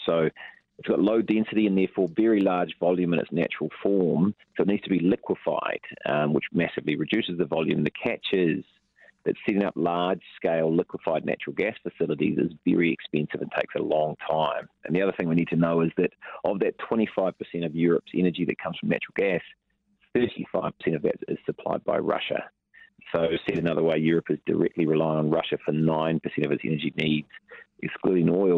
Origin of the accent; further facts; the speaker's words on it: Taranaki, New Zealand; I'm from the Naki